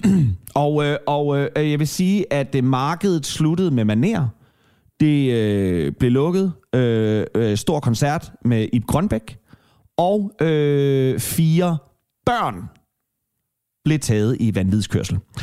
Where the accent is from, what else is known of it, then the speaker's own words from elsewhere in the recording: Kalundborg, Zealand, Denmark; moved away; Jeg er fra Kalamborg-egnen, og vi havde Hvidebæk byfest